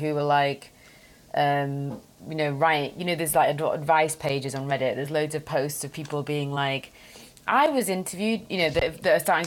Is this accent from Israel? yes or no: no; United Kingdom; As a Brit